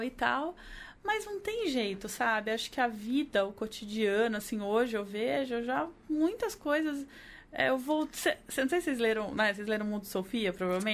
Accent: Brazil; eu sou brasileira

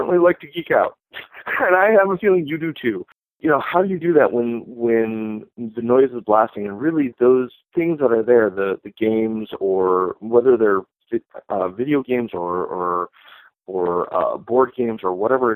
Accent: Detroit, Michigan, United States; now in Chicago, United States; growing up in the Detroit area

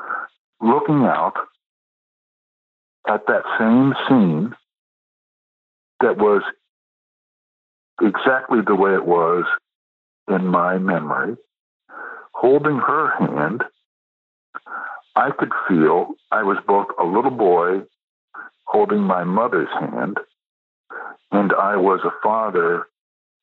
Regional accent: Iowa, United States; moved away; my hometown in Iowa

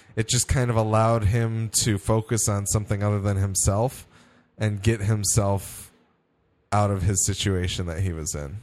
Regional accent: Midwest, United States; I'm from the Midwest

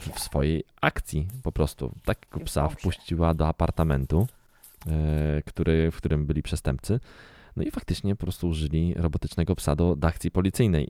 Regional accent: Garwolin, Masovian Voivodeship, Poland; Ja w ogóle wychowywałem się e, na, w zakładzie produkcyjnym zwanym leczarnią w Garwolinie.

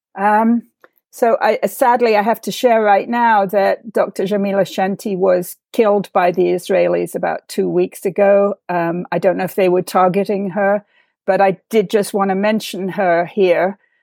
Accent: England, United Kingdom; my growing up in England

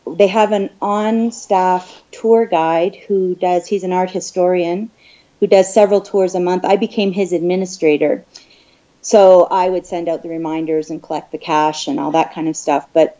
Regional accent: Canada; moved away as an adult; also born or lived in Paris, France; now in Kenya; I'm a dental hygienist in Canada.

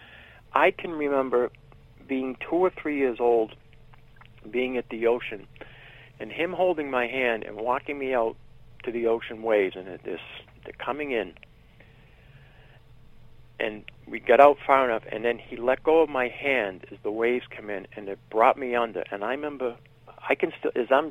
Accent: Billerica, Massachusetts, United States; also born or lived in Boston, Massachusetts / Cambridge, Massachusetts; the family I was part of moved up to Billerica, Mass

